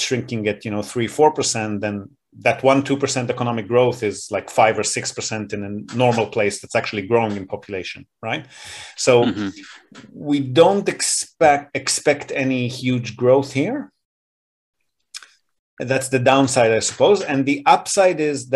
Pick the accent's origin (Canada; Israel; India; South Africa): Israel; now in Japan; I grew up in Israel